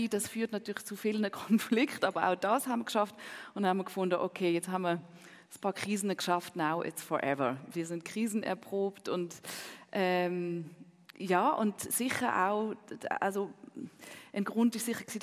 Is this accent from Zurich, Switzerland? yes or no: yes; Zurich, Switzerland; German is a second language; Ja, Zürich ist meine Heimat. Äh, Hamburg ist sicher eine zweite Heimat, Paris eine dritte Heimat, aber das stimmt schon.